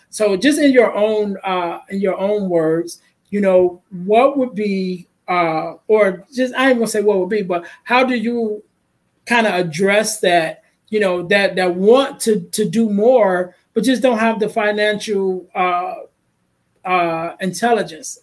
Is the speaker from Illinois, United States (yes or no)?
yes; Chicago, Illinois, United States; I'm from Chicago